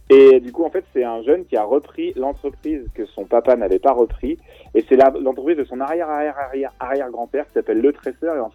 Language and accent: French; Angers, Pays de la Loire, France; born there; faire un événement à Angers parce que je suis né là-bas, dans le Maine-et-Loire